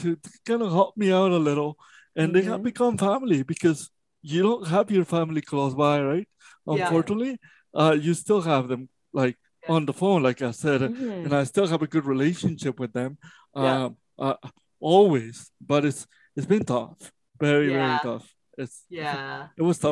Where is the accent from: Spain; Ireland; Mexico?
Mexico; moved away; I was born in Mexico.